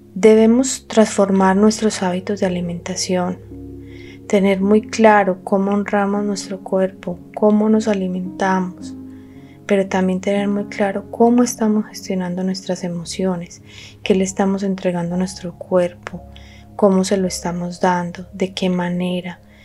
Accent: Colombia; somos colombianos

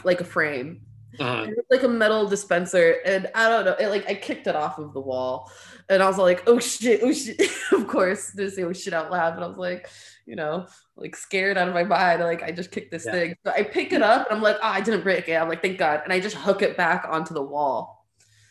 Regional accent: Stockton, California, United States; first language English and Arabic; also born or lived in Lebanon; when I came back from Lebanon, she switched me to like four different schools in Stockton

